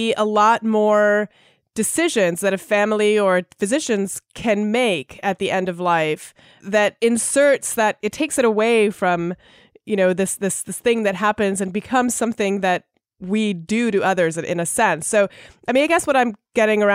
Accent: Canada; I grew up in Canada

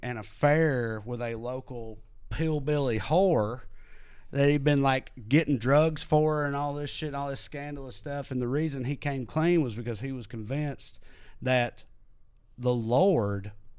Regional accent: the South, United States; born or raised there; moved away as an adult

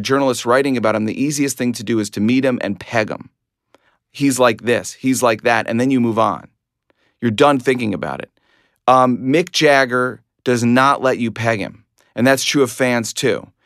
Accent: Glencoe, Illinois, United States; I grew up in Glencoe, Illinois, not Glen Cove, Long Island

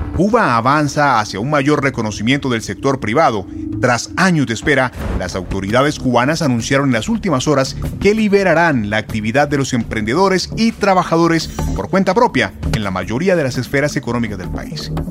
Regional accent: Venezuela; Somos nosotros los venezolanos

